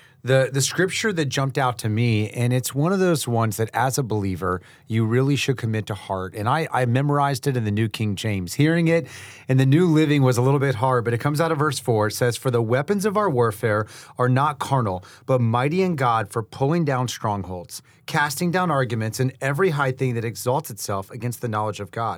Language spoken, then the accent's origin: English; Haiti; And that's growing up in Haiti. you know, in an environment where there's a lot of demonic power.